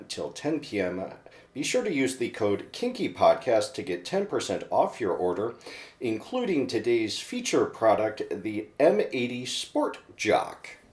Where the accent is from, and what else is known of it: Livonia, Michigan, United States; born or raised there